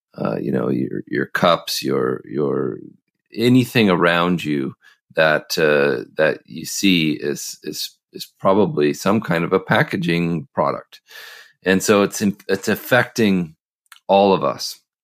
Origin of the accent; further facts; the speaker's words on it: Oregon, United States; I grew up in the Northwest, uh, in Oregon